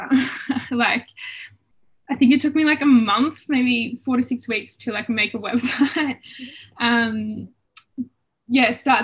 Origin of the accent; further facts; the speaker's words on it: Albury, New South Wales, Australia; also born or lived in Melbourne, Australia; I am originally from Albury Wodonga